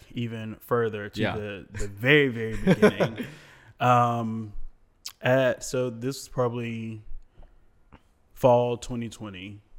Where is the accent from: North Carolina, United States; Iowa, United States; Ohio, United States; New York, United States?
North Carolina, United States; Raleigh; I grew up in Raleigh.